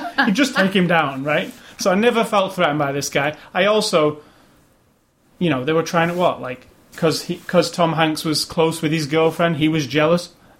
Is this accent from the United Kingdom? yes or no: yes; United Kingdom; as a British person